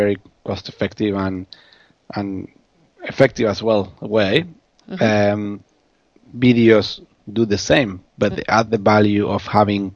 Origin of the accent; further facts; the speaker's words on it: Argentina; accent: Argentine; now in Melbourne, Australia; My accent is originally from Argentina